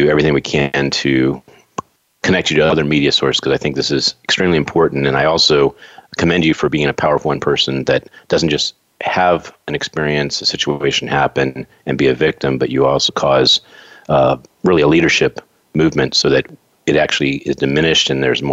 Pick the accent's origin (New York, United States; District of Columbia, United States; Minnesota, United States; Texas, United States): District of Columbia, United States; Washington; my hometown, D.C.